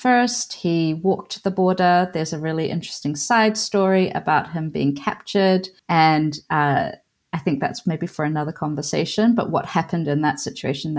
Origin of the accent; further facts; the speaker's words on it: New Zealand; also born or lived in Iran; So I guess my home country is Aotearoa